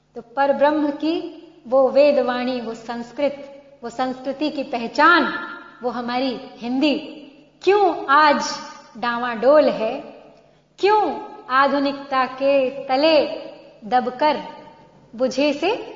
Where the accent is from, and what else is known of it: India